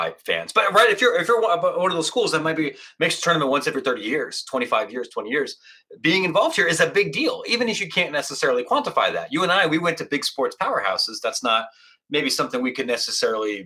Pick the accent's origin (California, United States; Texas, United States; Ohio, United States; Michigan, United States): Ohio, United States; Licking County; moved away as an adult; also born or lived in Washington, D.C. / Columbus, Ohio; now in Chicago, United States; I grew up in Licking County, Pataskala, Granville, Newark, Ohio